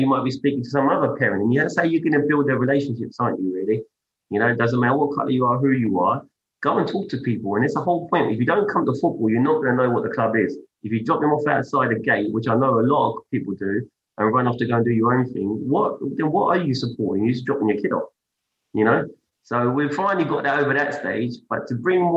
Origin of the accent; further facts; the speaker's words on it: United Kingdom; we're British, you know, born.